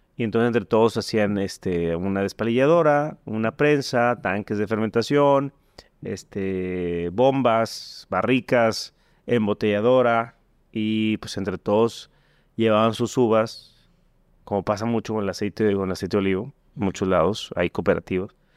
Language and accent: Spanish; Mexico; como mexicano